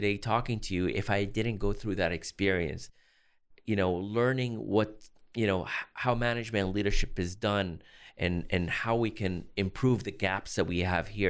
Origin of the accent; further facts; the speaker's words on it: Boston, Massachusetts, United States; born there; also born or lived in Los Angeles / Chicago; I was born in Boston, but I lived in Los Angeles and Chicago for work.